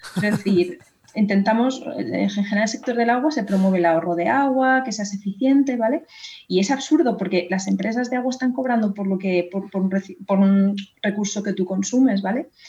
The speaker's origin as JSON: {"language": "Spanish", "town": "Madrid", "region": "Community of Madrid", "country": "Spain", "said": "yo, que soy de Madrid"}